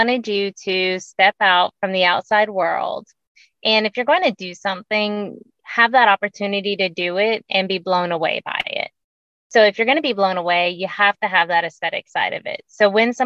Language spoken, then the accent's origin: English; Florida, United States; also born or lived in South Carolina; now in Columbia, United States; I grew up in Florida